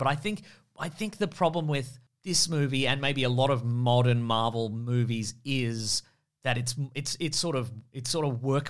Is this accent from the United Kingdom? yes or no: yes; United Kingdom; I'm not equipped to deal with this. I'm British.